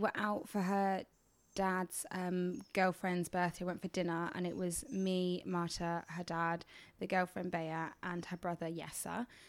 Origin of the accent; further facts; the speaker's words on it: England, United Kingdom; I'm from England.